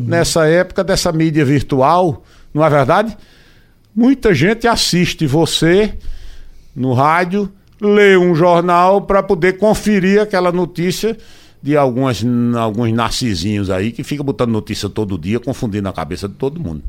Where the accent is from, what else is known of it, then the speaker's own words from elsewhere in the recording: Recife, Pernambuco, Brazil; also born or lived in Macaparana, Pernambuco; Que eu nasci no Recife, mas sempre tive minha infância ligada ao interior